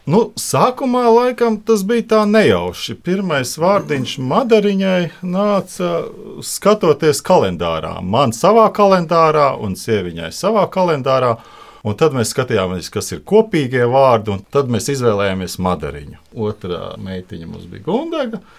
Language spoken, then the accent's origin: Latvian; Ozolnieki, Ozolnieki Municipality, Latvia; esam ģimenīte no Ozolniekiem, kā jau Vidvuds minēja.